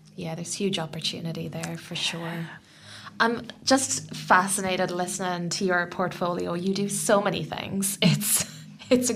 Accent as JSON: {"language": "English", "country": "Ireland", "moved": "yes", "lives_now": "New Zealand", "said": "I'm from Ireland and we have four year terms"}